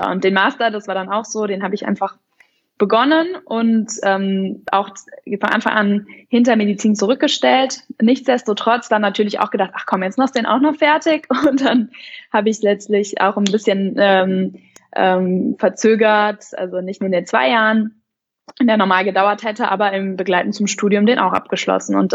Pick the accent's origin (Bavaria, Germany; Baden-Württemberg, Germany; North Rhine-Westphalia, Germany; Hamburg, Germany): North Rhine-Westphalia, Germany; ich komme aus, aus der Nähe von Köln, dann möchte ich jetzt irgendwie auch anders studieren und dann bin ich nach München gegangen